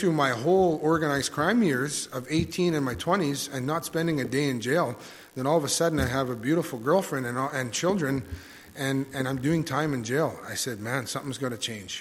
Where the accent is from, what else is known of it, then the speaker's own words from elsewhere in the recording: Thompson, Manitoba, Canada; moved away as an adult; also born or lived in Brandon, Manitoba; now in Killarney, Canada; I was born and raised in Thompson, Manitoba.